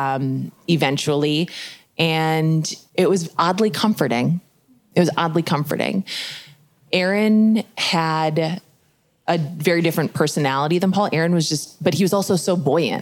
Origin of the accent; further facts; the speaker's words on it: Midwest, United States; I grew up in the Midwest.